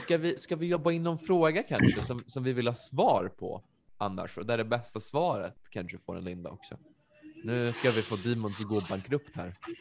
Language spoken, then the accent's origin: Swedish; Västerås, Västmanland, Sweden; jag är från Västerås